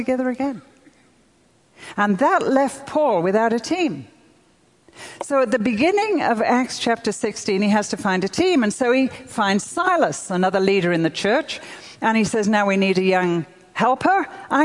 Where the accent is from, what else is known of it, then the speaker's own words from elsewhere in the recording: United Kingdom; I'm European. I'm British.